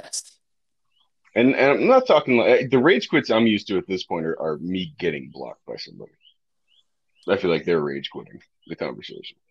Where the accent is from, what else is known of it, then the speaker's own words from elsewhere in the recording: Northeast, United States; moved away; I'm from the Northeast originally. I married a Southerner